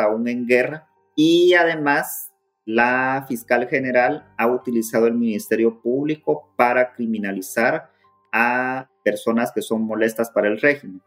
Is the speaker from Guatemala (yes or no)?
yes; Guatemala; moved away as an adult; now in Washington, D.C., United States; soy abogado guatemalteco en el exilio